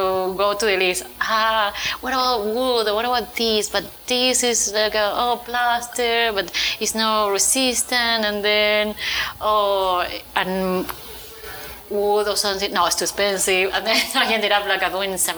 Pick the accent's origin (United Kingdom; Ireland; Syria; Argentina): Argentina; Buenos Aires Province; English is a second language; now in Miami, United States; I was born in Argentina, in Buenos Aires, in a small Japanese colony, so in the countryside.